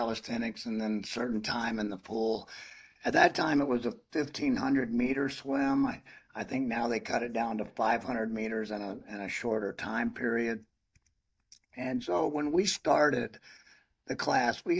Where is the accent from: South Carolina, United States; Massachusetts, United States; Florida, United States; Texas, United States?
Florida, United States; Zephyrhills; I grew up in Florida, near Zephyr Hills